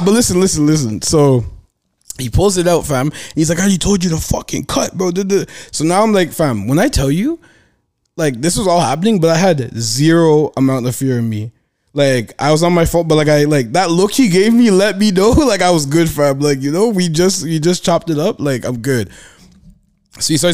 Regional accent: Toronto, Ontario, Canada; I'm from Toronto.

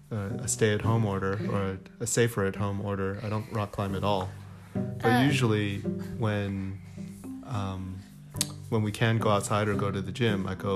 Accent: Wilmington, Delaware, United States; moved away; also born or lived in Bloomington, Indiana / Washington, D.C. / Chicago; And I grew up in Wilmington, Delaware.

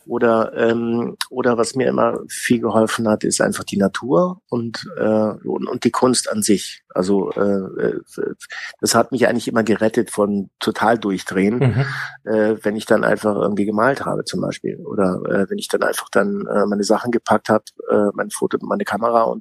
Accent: Ticino, Switzerland; ich komme eigentlich äh, aus, aus dem Tessin, aus der italienischen Schweiz.

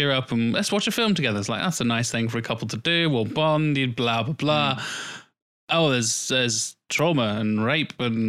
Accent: Norwich, East of England, United Kingdom; also born or lived in London; we're all kind of from London. I mean, I was born in Norwich, but both of my parents' families are from London

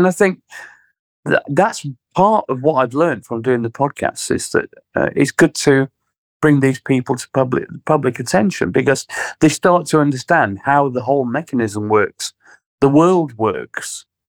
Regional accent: Sheffield, Yorkshire and the Humber, United Kingdom; Well, Sheffield was quite interesting when we were growing up because it was kind of right in the middle of Margaret Thatcher destroying the steel community

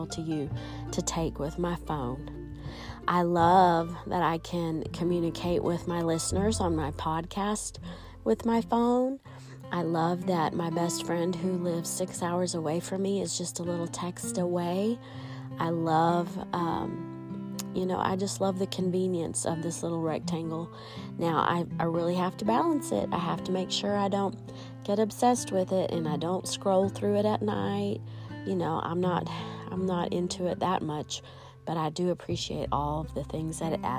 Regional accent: United States; also born or lived in St Andrews, Scotland; I didn't grow up there. I grew up in the United States

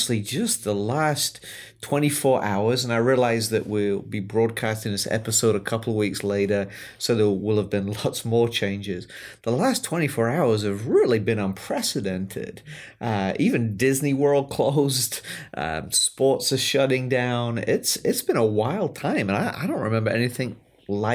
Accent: England, United Kingdom; now in United States; I grew up in England

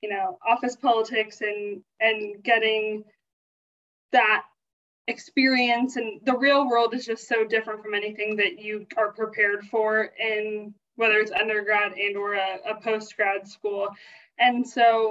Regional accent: South Carolina, United States; moved away as an adult; also born or lived in Kentucky; I grew up in South Carolina

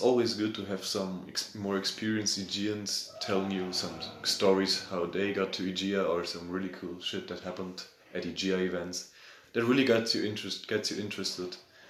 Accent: Marburg, Hesse, Germany; I'm from Marburg in Germany

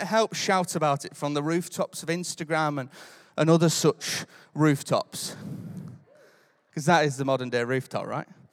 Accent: United Kingdom; I'm British.

